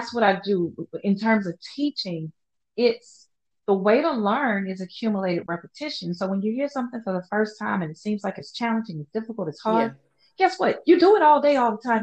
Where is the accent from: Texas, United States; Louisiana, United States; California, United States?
Louisiana, United States; I am from Louisiana, where we're constantly, as a just normal way of being, you apologize for everything. You're Southern nice